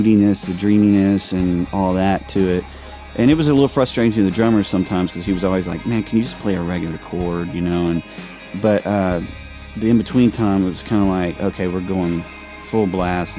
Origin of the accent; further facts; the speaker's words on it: the South, United States; now in Nashville, United States; growing up in the South